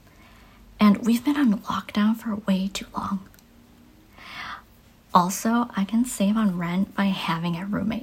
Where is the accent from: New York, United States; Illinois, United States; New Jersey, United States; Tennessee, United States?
Illinois, United States; Chicago; I am from Chicago, where I've been my whole life